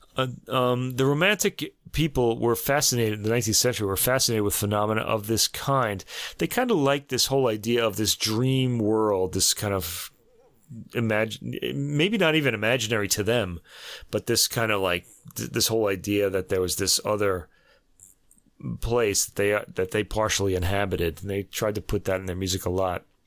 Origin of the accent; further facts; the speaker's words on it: Brooklyn, New York, United States; I'm from, I was born in Brooklyn